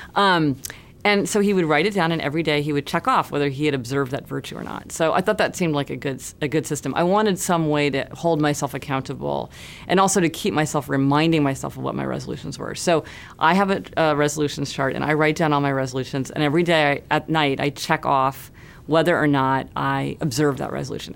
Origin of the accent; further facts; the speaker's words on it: Kansas City, Missouri, United States; now in New York City, United States; I grew up in Kansas City, Missouri